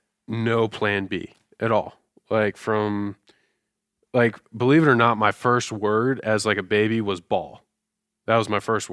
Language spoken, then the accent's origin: English; Tampa, Florida, United States; also born or lived in New York City; I'm from Tampa, Florida.